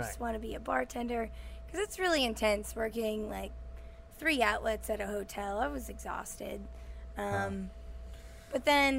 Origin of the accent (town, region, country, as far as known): Atlanta, Georgia, United States; also born or lived in New Orleans